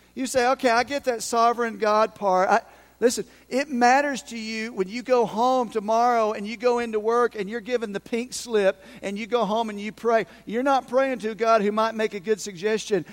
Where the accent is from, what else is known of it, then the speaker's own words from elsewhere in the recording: Unicoi County, Tennessee, United States; I'm from Unicoi County. I lived over in Unicoi County